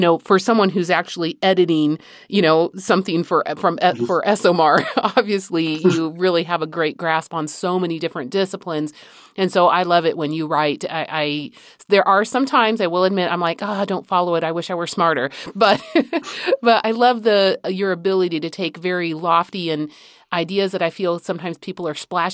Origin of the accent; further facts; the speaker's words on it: Madrid, Community of Madrid, Spain; moved away; I grew up in Madrid